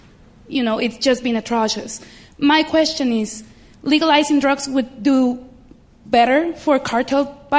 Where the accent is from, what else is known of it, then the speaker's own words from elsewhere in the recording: Mexico; I come from Mexico